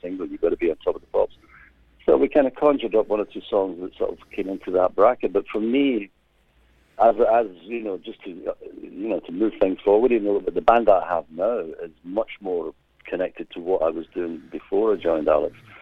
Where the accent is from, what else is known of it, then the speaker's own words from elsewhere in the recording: Glasgow, Scotland, United Kingdom; accent: Scottish brogue; moved away; it is a Scottish brogue, yes. Born and bred in Glasgow